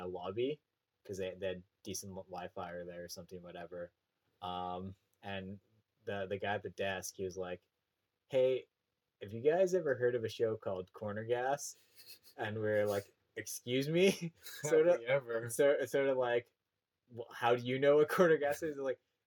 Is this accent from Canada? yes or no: yes; Canada; accent: Western / prairie / Canadian; also born or lived in United Kingdom; my Western accent really comes out at like certain times